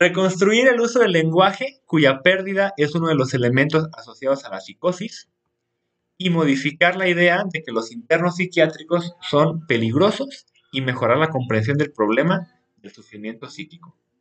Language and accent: Spanish; Jalisco, Mexico; soy de Jalisco